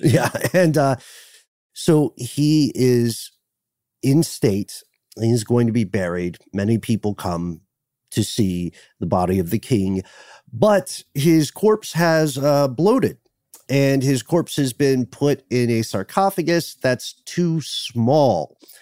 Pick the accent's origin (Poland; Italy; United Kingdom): United Kingdom; We're the ones with the accents